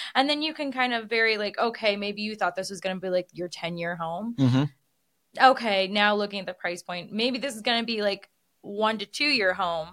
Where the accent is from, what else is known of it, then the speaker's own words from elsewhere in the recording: Midwest, United States; now in Las Vegas, United States; I am from the Midwest and I moved to Vegas